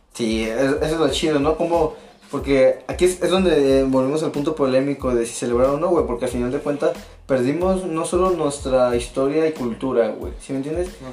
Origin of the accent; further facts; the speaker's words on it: Mexico; Como mexicanos